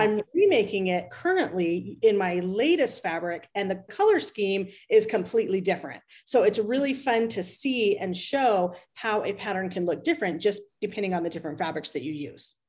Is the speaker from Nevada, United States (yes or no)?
yes; Las Vegas, Nevada, United States; I'm from Las Vegas